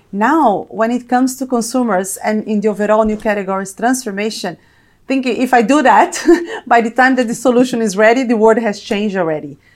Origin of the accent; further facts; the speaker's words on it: Brazil; moved away as an adult; also born or lived in United States; now in London, United Kingdom; I am, probably you can tell from my accent, Brazilian and Italian, born and raised in Brazil